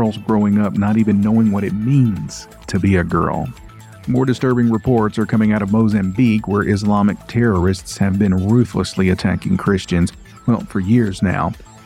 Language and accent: English; United States; I can't say that I'm not proud of my home state